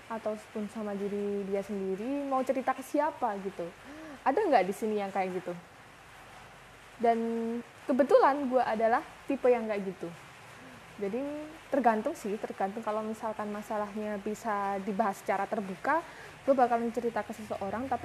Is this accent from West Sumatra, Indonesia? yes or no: no; Malang, East Java, Indonesia; gue asli Malang, umur 21 tahun, dan saat ini kesibukan gue lagi kerja.